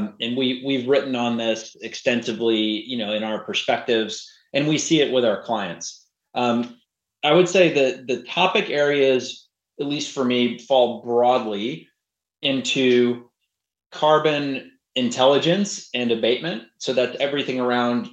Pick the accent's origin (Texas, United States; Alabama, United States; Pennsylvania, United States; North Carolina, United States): Texas, United States; Houston; I grew up in Houston, went to Rice University.